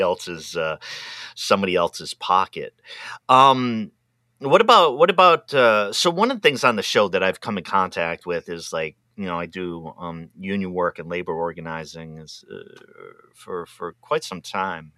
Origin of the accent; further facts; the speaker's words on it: Pawtucket, Rhode Island, United States; moved away; also born or lived in Massachusetts; I'm originally from Pawtucket, Rhode Island